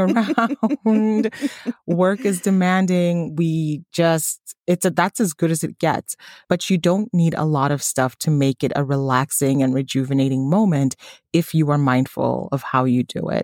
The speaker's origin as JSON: {"language": "English", "country": "Tanzania", "moved": "yes", "said": "my home country, Tanzania"}